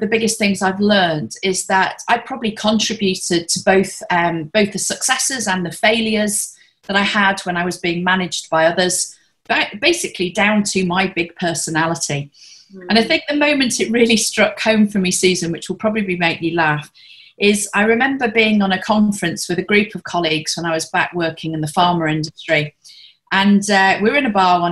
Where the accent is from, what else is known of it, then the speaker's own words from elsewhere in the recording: the north of England, United Kingdom; moved away as an adult; also born or lived in Hong Kong; now in Singapore; I'm a Brit originally and come from the north of England